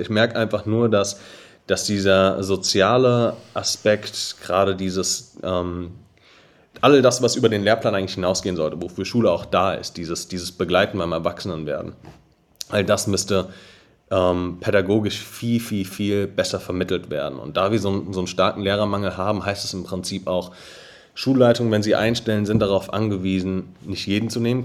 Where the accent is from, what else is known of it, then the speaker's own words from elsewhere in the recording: Darmstadt, Hesse, Germany; ich bin 24, gebürtiger Darmstädter, ähm, habe hier auch noch unser Office